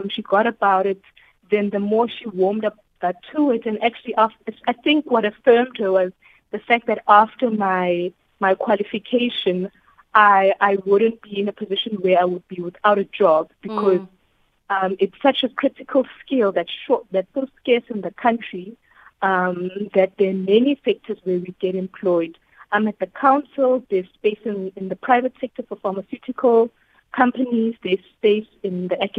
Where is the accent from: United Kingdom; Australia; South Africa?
South Africa; Pietermaritzburg, KwaZulu-Natal; I actually was born and raised in Pietermaritzburg